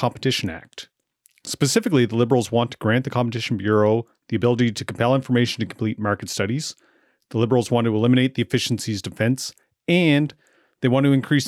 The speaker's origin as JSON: {"language": "English", "town": "Amherst", "region": "Nova Scotia", "country": "Canada", "tie": "born or raised there", "moved": "yes", "said": "I moved back to Amherst, Nova Scotia after 15 years away"}